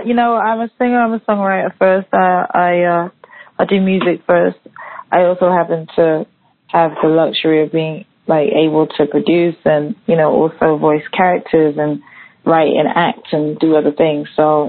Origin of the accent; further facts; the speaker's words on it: London, United Kingdom; London and where I grew up in London to kind of like growing up in Harlem.